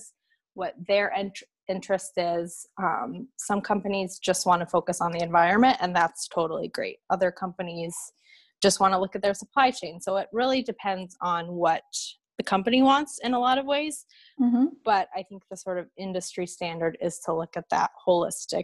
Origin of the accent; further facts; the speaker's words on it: Washington, United States; moved away as an adult; also born or lived in Boston; So I grew up in the Pacific Northwest, in Washington State